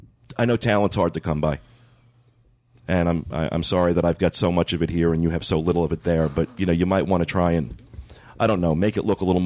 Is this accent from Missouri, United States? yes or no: no; New Jersey, United States; moved away; I'm from New Jersey.